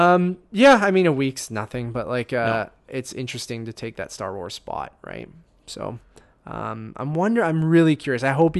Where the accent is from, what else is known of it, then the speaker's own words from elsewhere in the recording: Oshawa, Ontario, Canada; I was born in Oshawa, yeah. So. Born and raised Durham r